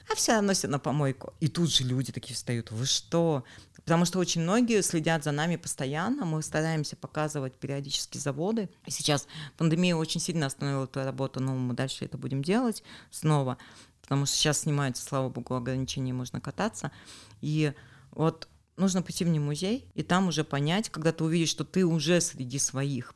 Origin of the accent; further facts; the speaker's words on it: Urals, Russia; мы, уральцы